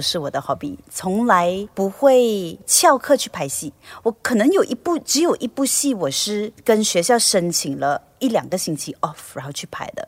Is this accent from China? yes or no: no; Malaysia; 在马来西亚当艺人